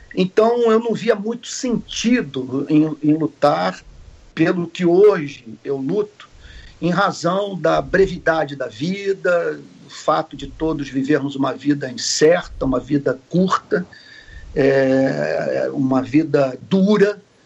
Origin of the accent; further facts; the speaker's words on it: Rio de Janeiro, Brazil; sou nascido no Rio de Janeiro